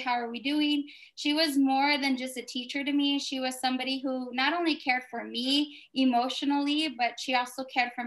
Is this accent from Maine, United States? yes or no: no; El Paso, Texas, United States; I was born and raised here in Northeast El Paso